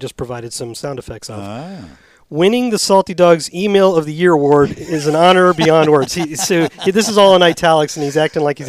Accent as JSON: {"language": "English", "country": "Germany", "second_language": "English", "moved": "yes"}